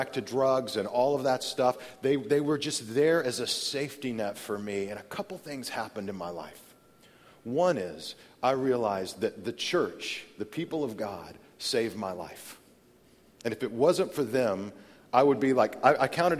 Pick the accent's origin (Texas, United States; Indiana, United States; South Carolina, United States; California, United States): Texas, United States; Amarillo; I grew up in Amarillo, Texas